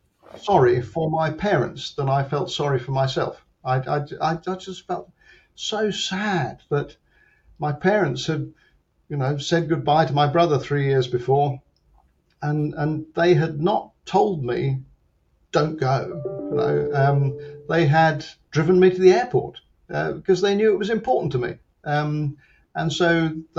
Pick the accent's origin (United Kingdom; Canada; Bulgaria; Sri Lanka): United Kingdom; London; I'm from London.